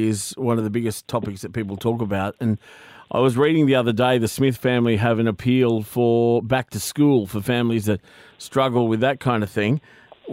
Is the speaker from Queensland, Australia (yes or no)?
yes; Queensland, Australia; growing up in Queensland